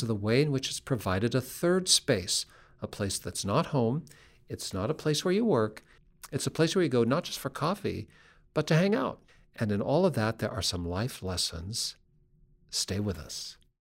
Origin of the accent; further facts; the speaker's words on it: Seattle, Washington, United States; we grew up in Seattle